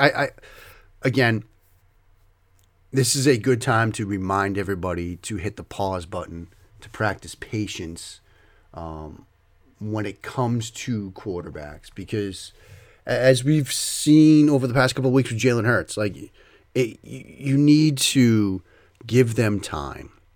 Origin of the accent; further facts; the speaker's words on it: Waltham, Massachusetts, United States; you hear the accent. If you listen to this, you know, I grew up around Boston in the Wal, in Waltham.